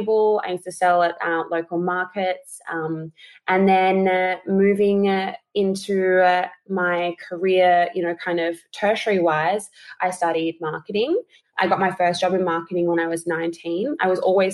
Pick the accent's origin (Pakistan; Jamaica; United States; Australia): Australia; Adelaide, South Australia; moved away as an adult; now in Sydney, Australia; I'm originally from Adelaide